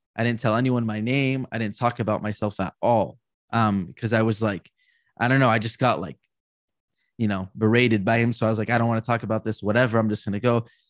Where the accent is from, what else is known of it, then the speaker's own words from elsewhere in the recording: California, United States; also born or lived in New York; I grew up here in California around my family